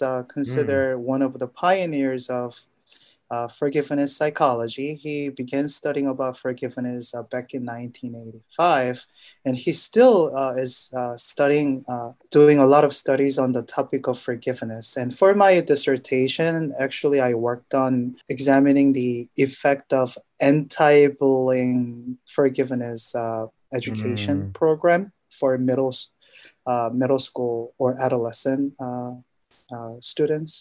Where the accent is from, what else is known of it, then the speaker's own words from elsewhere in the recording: South Korea; moved away as an adult; now in United States; I am originally from Korea. I was born and raised in Korea, and I came to the U.S. for education.